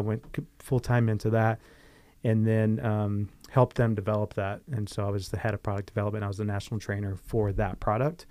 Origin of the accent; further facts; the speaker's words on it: Riverside, California, United States; also born or lived in North Carolina; I grew up in Mission Grove.